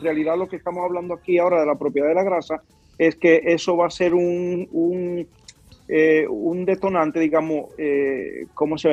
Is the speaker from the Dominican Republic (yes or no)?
yes; Cibao, Dominican Republic; yo soy cibaeño.